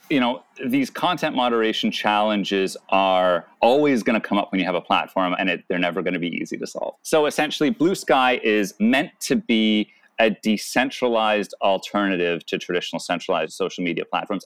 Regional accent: Canada; I'm Canadian

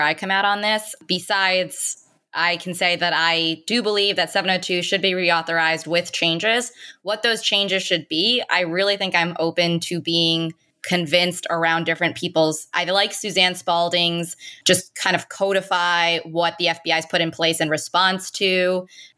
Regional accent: India; moved away; I was born in India and I have a lot of family members still in India

